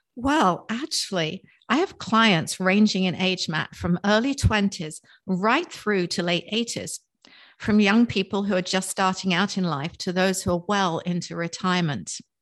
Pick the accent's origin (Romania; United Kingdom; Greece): United Kingdom; England; also born or lived in Cape May, New Jersey; now in Palm City, United States; I was born and raised in England, just outside of London